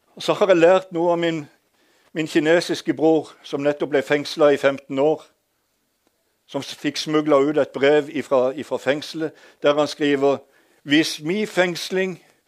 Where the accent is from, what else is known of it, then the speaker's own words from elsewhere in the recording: Hadeland, Innlandet, Norway; accent: Eastern Norwegian; moved away; also born or lived in Sørlandet; Jeg er født på et gamlehjem på Hadeland